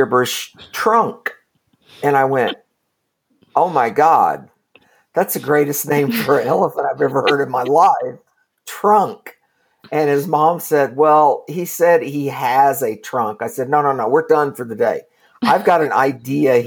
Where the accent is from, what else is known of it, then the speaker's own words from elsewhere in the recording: Kingfisher, Oklahoma, United States; I grew up kind of in rural Oklahoma, a little town called Kingfisher